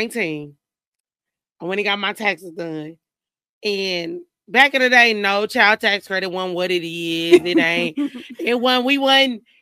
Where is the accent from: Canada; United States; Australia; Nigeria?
United States; Indianapolis, Indiana; moved away as an adult; also born or lived in Illinois; now in Houston, United States; I'm originally from Indianapolis, but my family's from Denver, Illinois